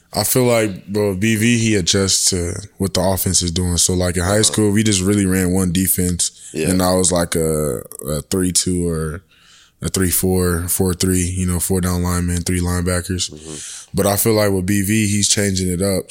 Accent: San Diego, California, United States; moved away as an adult; now in Norman, United States; I'm from San Diego, California, and I play football at the University of Oklahoma.

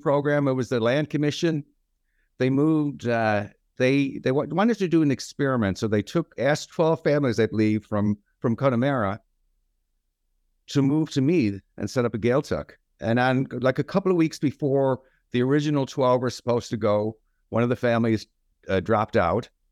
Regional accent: London, United Kingdom; moved away; also born or lived in Chicago, United States; I was born in London

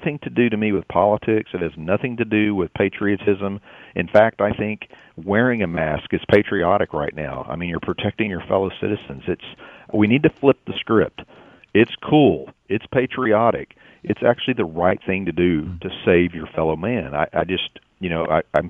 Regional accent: Texas, United States; my home state

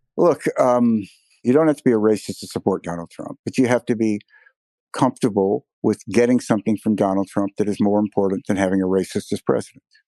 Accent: Mississippi, United States; my home state of Mississippi

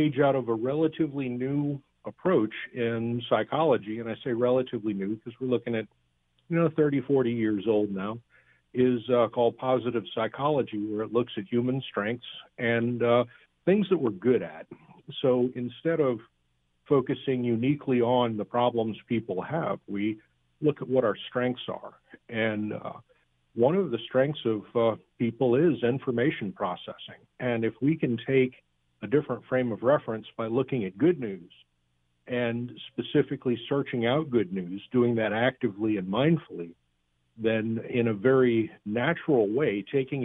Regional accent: South Florida, United States; moved away; also born or lived in Alabama / California; I'm from South Florida

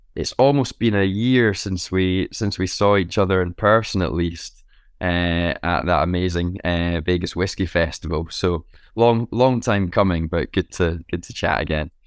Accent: Scotland, United Kingdom; being Scottish, having a, a, a family that's steeped in whiskey history

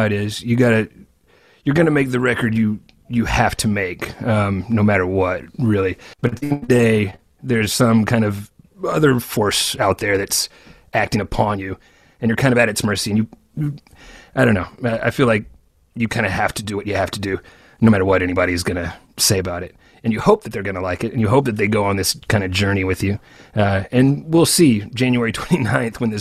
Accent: Arkansas, United States; now in Memphis, United States; another Arkansan like you and me

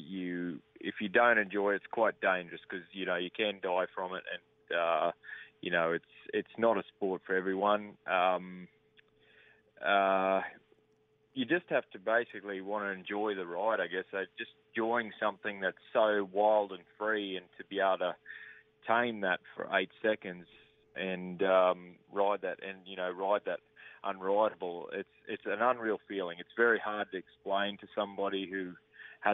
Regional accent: Australia; I'm Australian

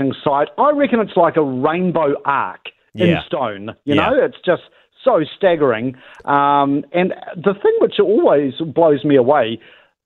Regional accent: New Zealand; I was from New Zealand

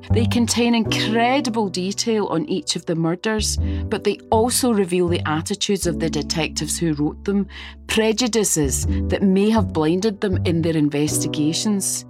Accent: Glasgow, Scotland, United Kingdom; I grew up in Glasgow, a city haunted by this killer

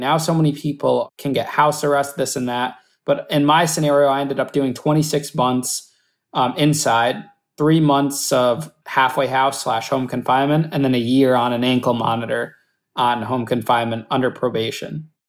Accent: Danbury, Connecticut, United States; Danbury, which was my hometown

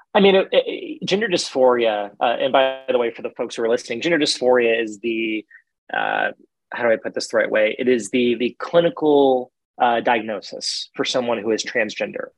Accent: Central Texas, United States; growing up in Central Texas

